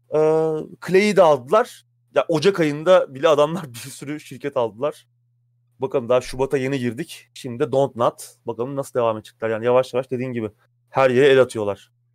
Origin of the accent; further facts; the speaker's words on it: Samsun, Turkey; moved away; Benim Samsun'da geçti çocuk.